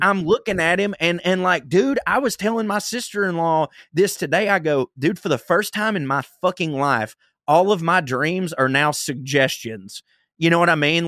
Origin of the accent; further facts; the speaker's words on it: the South, United States; I'm from the South